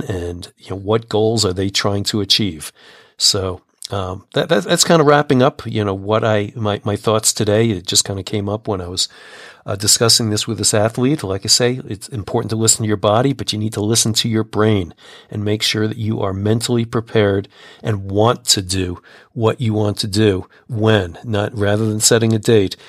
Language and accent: English; United States; also born or lived in Colorado; as an American